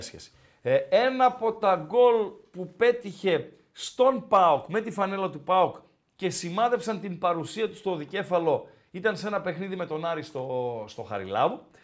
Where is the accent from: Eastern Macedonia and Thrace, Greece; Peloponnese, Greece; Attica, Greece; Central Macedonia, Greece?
Eastern Macedonia and Thrace, Greece; Komotini area; moved away; από Κομωτινή, από τα μέρη μου